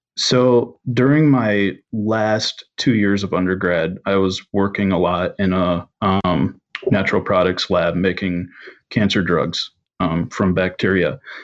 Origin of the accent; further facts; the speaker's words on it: Michigan, United States; growing up in Michigan